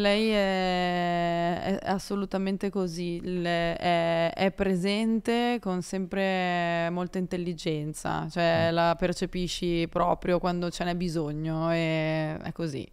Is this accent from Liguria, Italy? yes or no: yes; Carcare, Liguria, Italy; io sono ligure di Savona, di paese, il mio paese si chiama Carcere